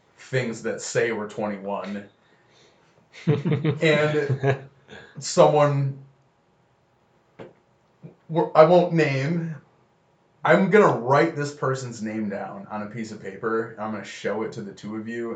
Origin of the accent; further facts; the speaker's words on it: Rochester, New York, United States; also born or lived in Farmington, New York / Victor, New York / Geneseo, New York; I am a Rochester native. I went to Victor my entire life. I grew up in Farmington